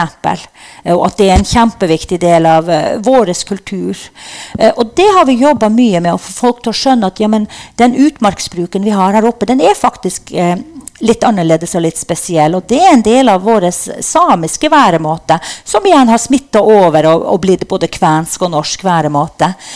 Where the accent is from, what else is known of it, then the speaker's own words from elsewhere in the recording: Norway; Vi er jo norsk også, selv om vi er samer.